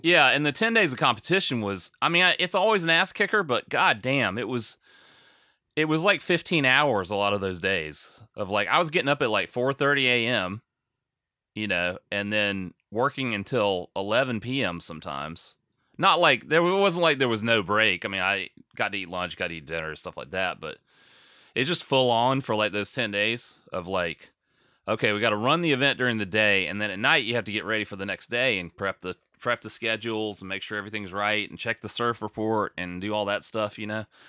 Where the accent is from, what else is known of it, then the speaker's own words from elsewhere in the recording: United States; I'm American